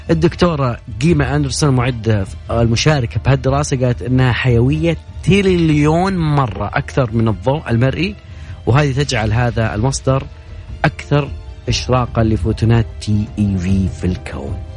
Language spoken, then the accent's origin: Arabic; Saudi Arabia; باحثة الفضاء والصواريخ عندنا في السعودية عشان تعطينا الحسبة صح